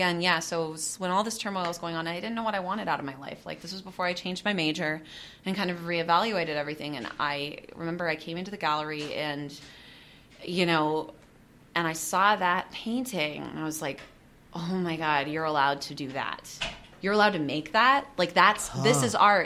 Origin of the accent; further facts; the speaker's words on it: Seattle, Washington, United States; I'm from Seattle